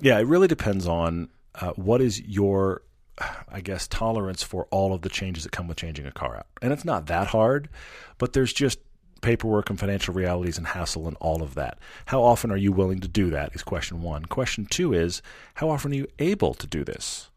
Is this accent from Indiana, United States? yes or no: no; Texas, United States; now in Utah, United States; I am from Texas